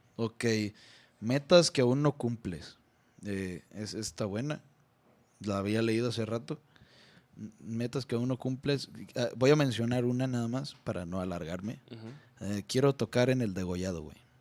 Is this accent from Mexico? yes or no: yes; Nayarit, Mexico; en Guayabitos. Es allá, pues, en mi tierra